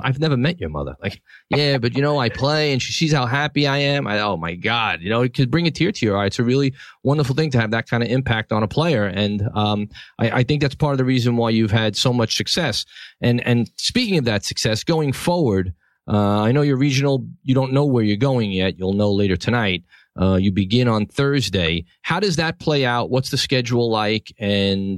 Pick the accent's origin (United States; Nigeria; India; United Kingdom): United States; New York City, New York; I'm from Brooklyn